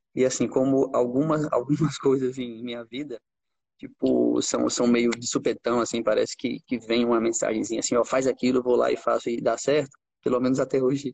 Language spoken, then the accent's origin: Portuguese; Sergipe, Brazil; moved away as an adult; now in Portugal; a gente é brasileiro